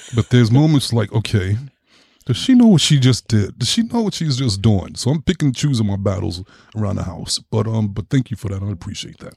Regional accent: New York, United States; growing up in New York, it was just like I was just raised in that city

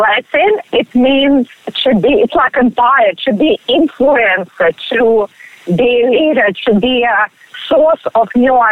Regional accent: Russia; English is a second language; moved away as an adult; now in Australia; originally I am from Russia

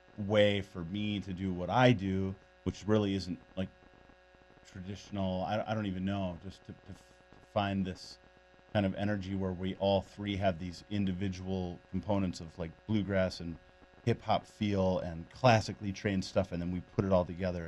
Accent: Minneapolis, Minnesota, United States; moved away as an adult; So I'm from Minneapolis, Minnesota. Originally lived there for about 30 years.

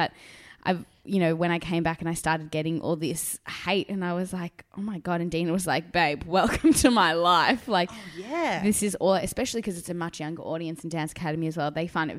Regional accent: South Africa; now in Australia; So, as I said, I immigrated from South Africa. So my parents were never brought up with Neighbours.

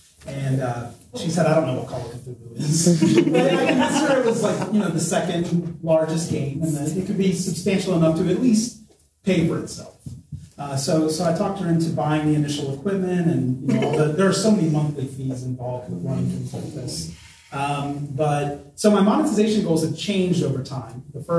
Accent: Scotland, United Kingdom; accent: Scottish; I mean, maybe you heard my Scottish accent too.

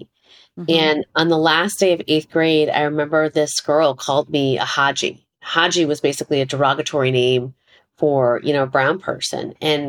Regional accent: Chicago, Illinois, United States; I was born here in Chicago, Illinois.

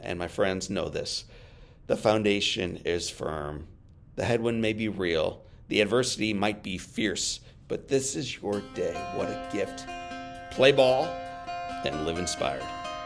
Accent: St. Louis, Missouri, United States; my hometown Saint Louis

